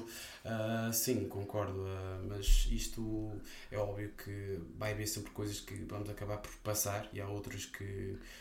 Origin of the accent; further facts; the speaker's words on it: North, Portugal; exteriormente eu posso ser de norte